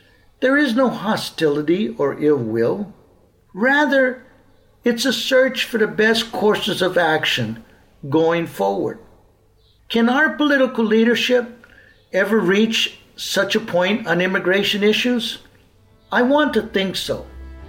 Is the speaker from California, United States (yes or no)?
yes; Southern California, United States; We grew up in California, I in the South